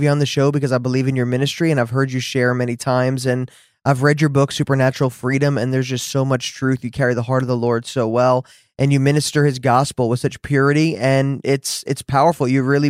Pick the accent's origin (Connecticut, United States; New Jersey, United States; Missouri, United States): New Jersey, United States; accent: Jersey; now in Dallas, United States; Yes, a little Jersey. I live in Dallas, but I grew up in New Jersey. I think I lost my accent a little bit.